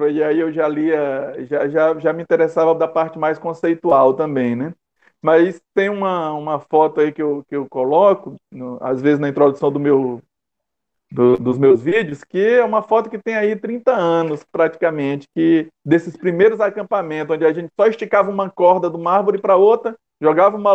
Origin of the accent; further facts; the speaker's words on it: Dom Pedro, Maranhão, Brazil; also born or lived in Gonçalves Dias; E eu sou do interior, não sou aqui da capital, eu sou de São Lu... sou de Gonçalves Dias, fica bem no centro do Maranhão, mas muito cedo eu fui morar em Dom Pedro, uma cidade vizinha, onde eu fiquei lá até os 20 anos.